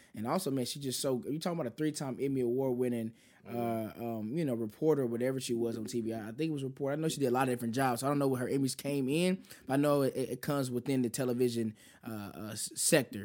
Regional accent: Kansas City, United States; I'm from Kansas City

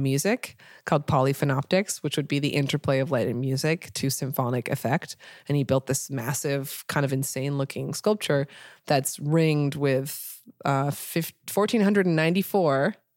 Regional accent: Portland, Oregon, United States; moved away as an adult; now in Los Angeles, United States; I'm coming from Portland

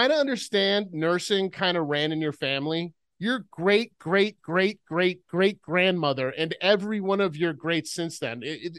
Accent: Rhode Island, United States; I grew up in Rhode Island, which is like the northern New England version of Louisiana, right? Okay. So I lived three miles from the ocean.

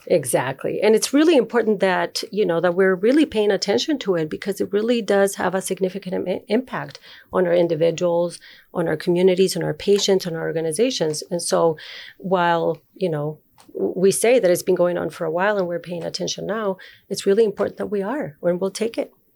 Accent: Uruguay; moved away as an adult; also born or lived in Chile; now in Minnesota, United States; I was born in Uruguay, and I lived there

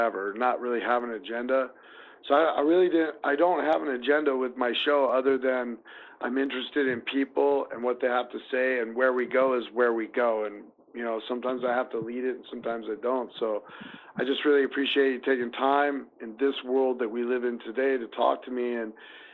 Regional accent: Des Moines, Iowa, United States; here in Des Moines

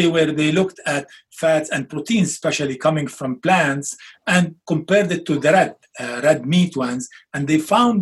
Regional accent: Lebanon; moved away; come from Lebanon, like similar to Italy, where we have a lot of olive trees and olive oil

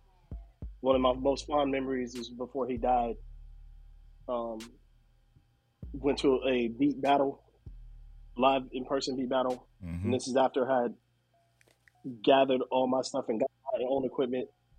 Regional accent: Virginia, United States; I'm originally from Virginia

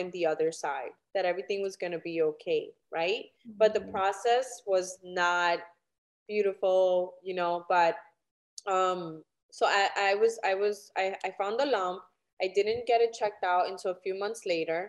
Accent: New York City, New York, United States; I am originally from New York City

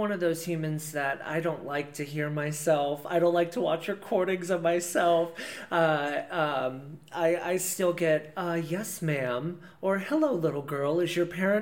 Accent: Decatur, Indiana, United States; I grew up in Decatur, Indiana

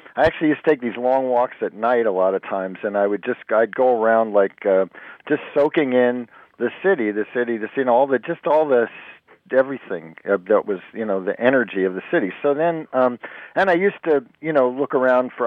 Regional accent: Jersey Shore, New Jersey, United States; also born or lived in Brooklyn, New York; I was born in Brooklyn, but I grew up on the Jersey Shore

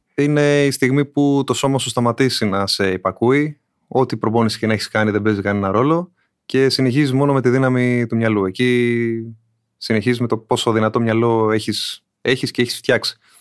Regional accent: Athens, Attica, Greece; Δεν είμαι από νησί, από την Αθήνα είμαι

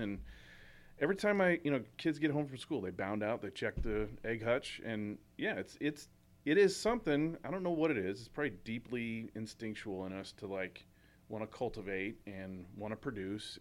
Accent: St. Charles, Missouri, United States; in Saint Charles, when I was growing up

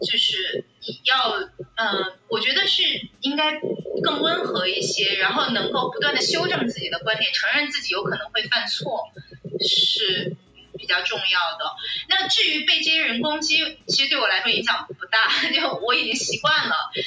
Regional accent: China; 我觉得那个我没有受到过任何歧视啊，作为内地人。

